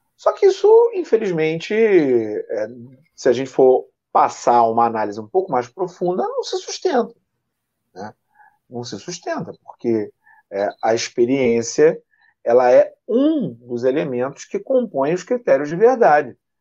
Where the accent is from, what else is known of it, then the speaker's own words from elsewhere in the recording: Niterói, Rio de Janeiro, Brazil; nasci no centro da cidade, mas vim morar aqui muito jovem, sou daqui, da Vila Ipiranga, da né? minha vida, minha vida toda. Eu sou é. de Niterói também